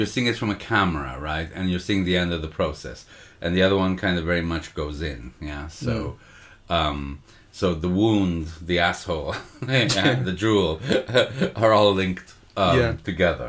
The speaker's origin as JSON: {"language": "English", "town": "Montreal", "region": "Quebec", "country": "Canada", "tie": "born or raised there", "said": "a culture that I grew up in Montreal"}